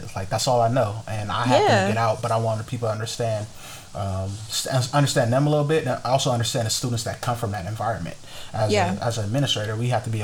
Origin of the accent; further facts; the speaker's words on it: Compton, California, United States; I grew up in South Central LA, Compton, and I grew up around just a whole bunch of gang activity